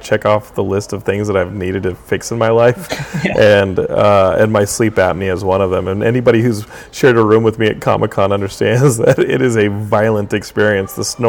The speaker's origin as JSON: {"language": "English", "town": "Austin", "region": "Texas", "country": "United States", "tie": "born or raised there", "said": "I grew up in Austin, and Origin and Ultima were like the big thing, and because it was local."}